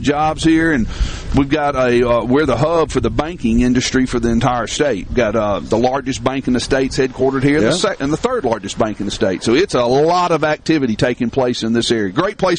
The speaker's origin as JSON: {"language": "English", "town": "Tupelo", "region": "Mississippi", "country": "United States", "tie": "born or raised there", "said": "a lot of people like to go around claiming that they were born and raised in Tupelo, Mississippi, but me and … Gerald, we really were."}